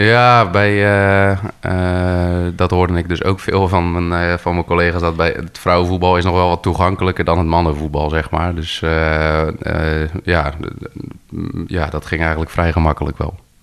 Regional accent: Gorinchem, South Holland, Netherlands; now in Arkel, Netherlands; eigenlijk geboren en getogen wel echt in Gorkum

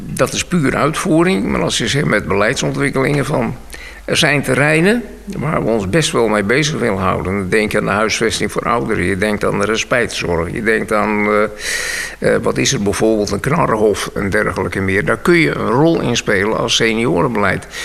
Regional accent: Bussum, North Holland, Netherlands; moved away as an adult; also born or lived in Weesp / Edam-Volendam / Oegstgeest / Noordwijk; now in Nieuwpoort, Netherlands; Ik ben geboren in Bussum. En uh, Bussum op school gegaan

